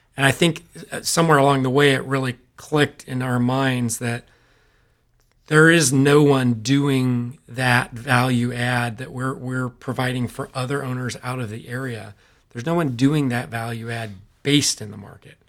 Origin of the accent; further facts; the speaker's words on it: Modesto, California, United States; We, uh, were both born and raised in Modesto, California, um, Central Valley of California